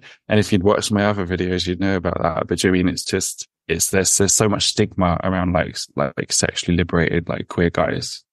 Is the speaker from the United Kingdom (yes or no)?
yes; London, United Kingdom; I'm raised in London, but I'm Irish